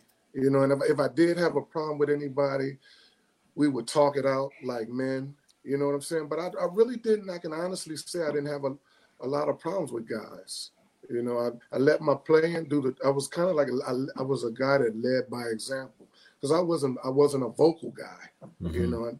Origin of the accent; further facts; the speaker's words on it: Philadelphia, Pennsylvania, United States; moved away; I'm from Philadelphia